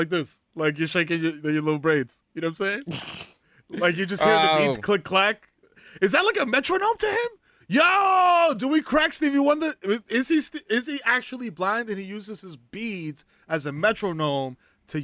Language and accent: English; New York City, New York, United States; we are Black people from the Bronx